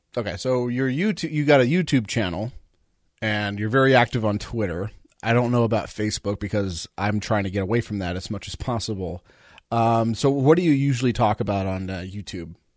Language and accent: English; Southern California, United States; I grew up in Southern California